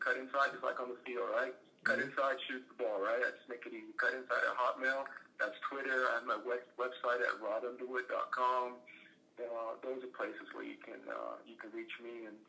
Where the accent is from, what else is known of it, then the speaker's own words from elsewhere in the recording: the South, United States; Look, I grew up in the South, right? I grew up in the South.